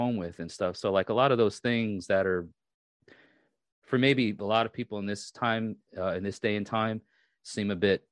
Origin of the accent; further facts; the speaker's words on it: New York, United States; I'm from New York